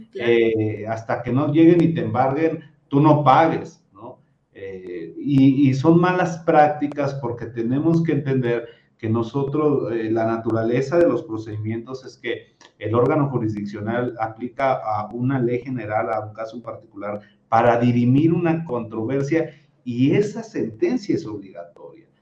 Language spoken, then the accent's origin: Spanish; Mexico; nosotros como mexicanos